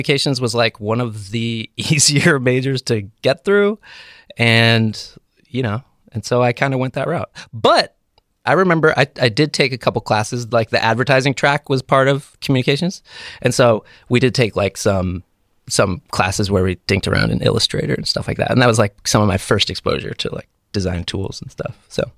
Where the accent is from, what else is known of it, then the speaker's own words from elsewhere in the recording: Brewster, New York, United States; I grew up in a town called Brewster.